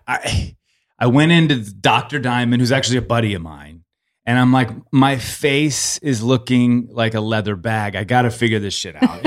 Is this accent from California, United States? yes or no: yes; Los Angeles, California, United States; I'm forty-six, born and raised Los Angeles.